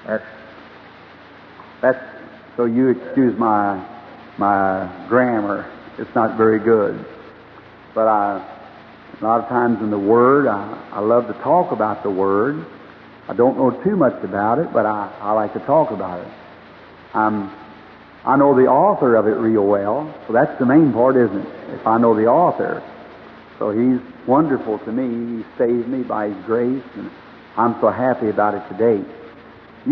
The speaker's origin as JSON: {"language": "English", "country": "United States", "tie": "born or raised there", "said": "I was born here in America"}